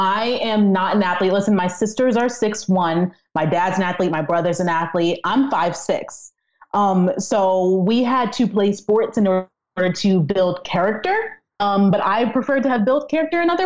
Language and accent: English; Fairfax, Virginia, United States; moved away as an adult; also born or lived in Ashburn, Virginia; now in Buffalo, United States; I was born in Fairfax, Virginia. This is Northern Virginia